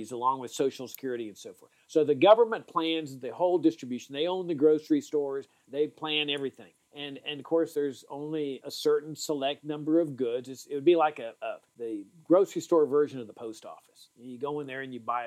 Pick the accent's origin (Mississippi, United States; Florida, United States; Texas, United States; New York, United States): Texas, United States; Laredo; I grew up in Laredo, Texas, on the border